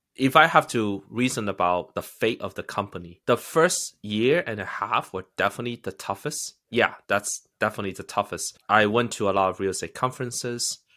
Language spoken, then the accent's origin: English; United States; also born or lived in China; I am a immigrant. I think I am luckier than most immigrants in that sense. Because I came here when I was eleven